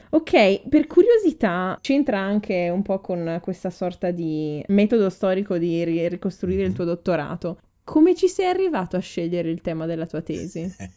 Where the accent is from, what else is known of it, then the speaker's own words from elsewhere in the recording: Ferrara, Emilia-Romagna, Italy; moved away as an adult; now in Munich, Germany; che vengo da Ferrara e vivo ormai a Monaco di Baviera da sette anni